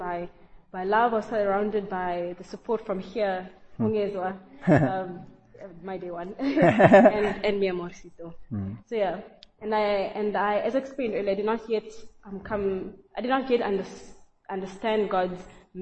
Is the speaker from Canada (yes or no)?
no; South Africa; moved away; also born or lived in East Africa; I was born in East Africa and grew up in South Africa